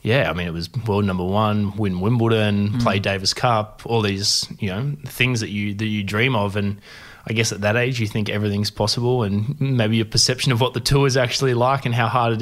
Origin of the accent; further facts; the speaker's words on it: Corowa, New South Wales, Australia; also born or lived in Narrandera / Deniliquin; I grew up in Corowa. I was actually born in Narrandera, so up about an hour from Wagga.